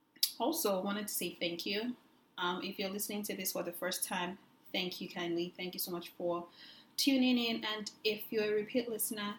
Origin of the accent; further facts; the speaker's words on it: Lagos, Nigeria; we grew up in Lagos, Nigeria